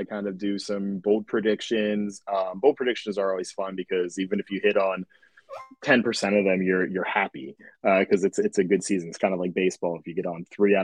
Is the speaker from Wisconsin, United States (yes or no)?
no; Pittsburgh, Pennsylvania, United States; I am from Pittsburgh